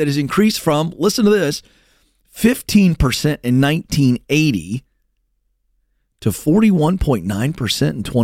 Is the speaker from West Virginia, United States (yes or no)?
yes; West Virginia, United States; I was born in West Virginia